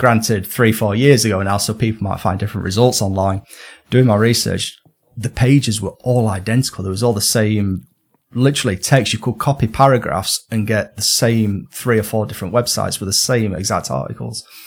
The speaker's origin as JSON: {"language": "English", "region": "Northern England", "country": "United Kingdom", "accent": "Northern", "said": "my lovely Northern accent"}